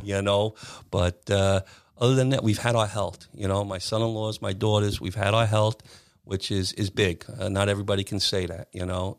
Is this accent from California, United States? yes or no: no; Williston Park, New York, United States; I grew up in Williston Park